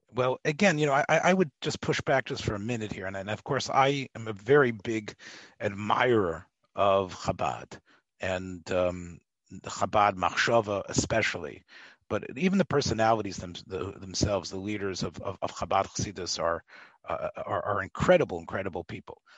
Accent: Memphis, Tennessee, United States; I come from Memphis

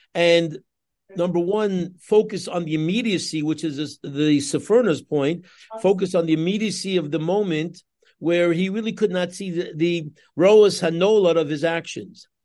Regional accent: New York City, New York, United States; moved away as an adult; now in Los Angeles, United States; I grew up in Queens myself. I'm a Queens boy, Kew Gardens boy myself

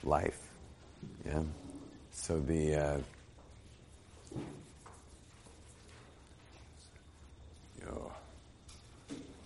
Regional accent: Los Angeles, California, United States; moved away as an adult; also born or lived in Jerusalem; I grew up in Los Angeles. I was raised in a very well-to-do neighborhood, in a very fancy home in a fancy part of Los Angeles.

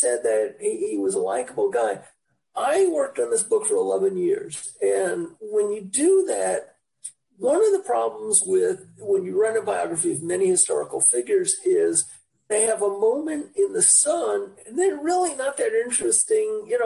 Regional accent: New York City, New York, United States; moved away as an adult; also born or lived in Chicago; now in Orange County, United States; Born and raised in the Bronx, Central Bronx, the Cardona Park area

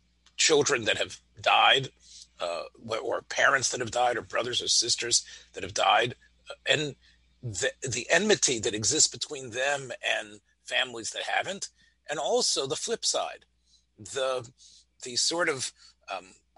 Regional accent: Memphis, Tennessee, United States; as a boy growing up in Memphis, Tennessee

